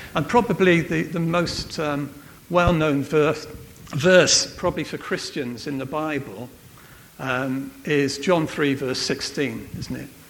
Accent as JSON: {"language": "English", "region": "Wales", "country": "United Kingdom", "said": "I'm from Wales"}